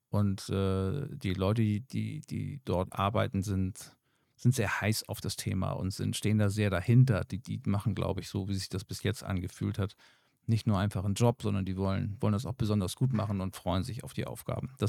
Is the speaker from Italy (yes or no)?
no; Germany; Oder hier in Deutschland bei uns